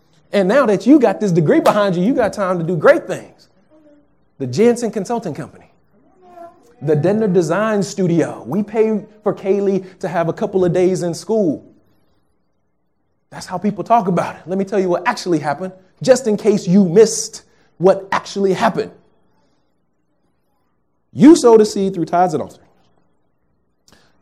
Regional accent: Texas, United States; moved away; I'm from Texas, if you didn't know. I'm a Texas kid.

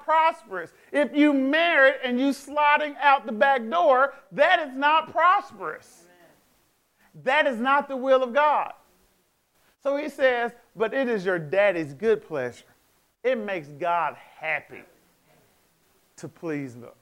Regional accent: United States; I'm African American

